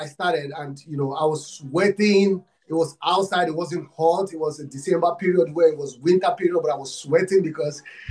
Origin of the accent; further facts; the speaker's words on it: Nigeria; I'm from Africa, Nigeria. I'm from Nigeria